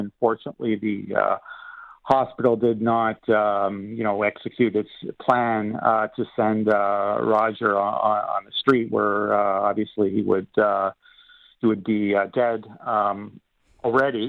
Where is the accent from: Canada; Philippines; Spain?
Canada